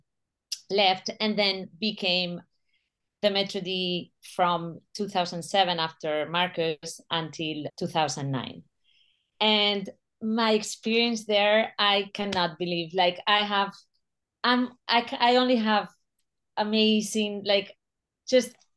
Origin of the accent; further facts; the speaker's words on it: Spain; moved away as an adult; also born or lived in New York; I'm from Spain